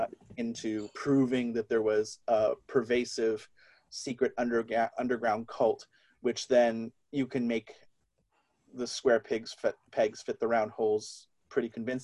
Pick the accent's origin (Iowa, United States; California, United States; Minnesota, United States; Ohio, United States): California, United States; California. You know, quartz was a big part of the 90s.